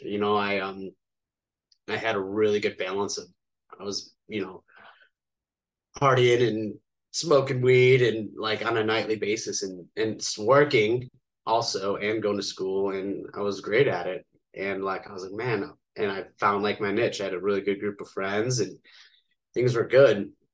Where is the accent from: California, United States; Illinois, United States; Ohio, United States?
Illinois, United States; outside of Chicago; now in Las Vegas, United States; born and raised right outside of Chicago in a suburb